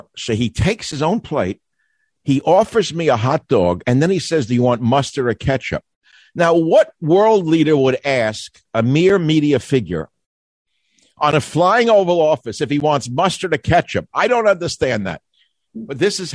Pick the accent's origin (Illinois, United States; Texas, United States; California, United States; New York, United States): New York, United States; New York City; I'm from Queens and I had a very tough Russian-born father